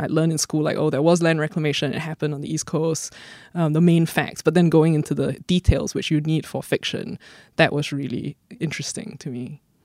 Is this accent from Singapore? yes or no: yes; Singapore; as someone who grew up here and who has family here and roots here